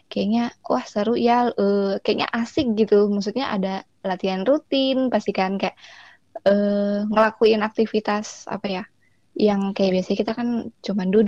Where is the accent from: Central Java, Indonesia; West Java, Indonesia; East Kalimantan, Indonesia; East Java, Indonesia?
East Kalimantan, Indonesia; Aku sebenarnya asalnya dari Kalimantan Timur